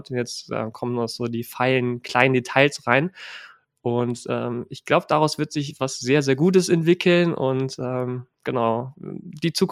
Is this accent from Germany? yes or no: yes; Jülich, North Rhine-Westphalia, Germany; born there; also born or lived in Lake Constance / Stuttgart / Hannover; Also geboren bin ich in Jülich, dann waren wir am Bodensee, in Stuttgart, unterhalb von Hannover und dann bin ich halt irgendwann nach Hannover gezogen.